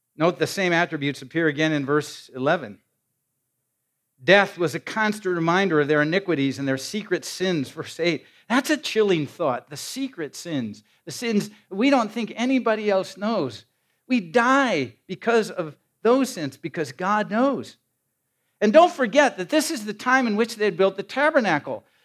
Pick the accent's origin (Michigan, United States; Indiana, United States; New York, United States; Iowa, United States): Iowa, United States; moved away; my hometown in Iowa